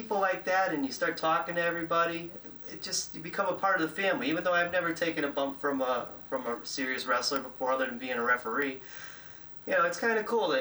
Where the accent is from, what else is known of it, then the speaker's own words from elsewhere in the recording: Connecticut, United States; I'm from Connecticut